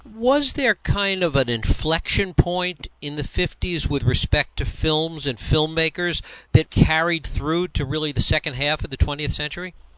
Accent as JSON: {"language": "English", "region": "New York", "country": "United States", "tie": "born or raised there", "said": "someone that grew up in New York"}